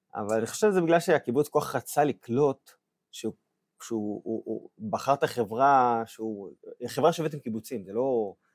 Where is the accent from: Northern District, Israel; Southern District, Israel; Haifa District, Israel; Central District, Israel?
Southern District, Israel; Ashkelon; moved away; גדלתי באיזה אזור, באשקלון אמנם